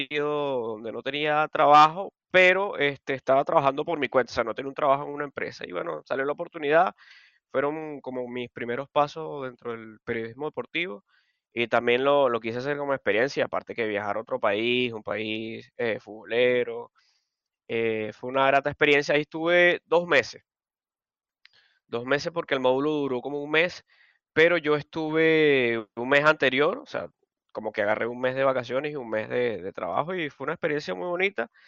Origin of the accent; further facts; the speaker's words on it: Barquisimeto, Lara, Venezuela; also born or lived in Maracaibo; yo nací en Maracaibo, pero la mayoría de mi vida viví en, Marquisimeto Barquisimeto y más específicamente en Caudares.